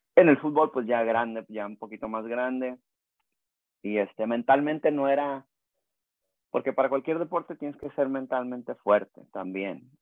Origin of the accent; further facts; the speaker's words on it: Rosarito, Baja California, Mexico; also born or lived in Tijuana; now in San Diego, United States; crecí, nací en Rosarito, Baja California, México. Este, crecí, pues es que crecí en Rosarito, Tijuana y acá en San Diego. Este, viví muchos años en Rosarito.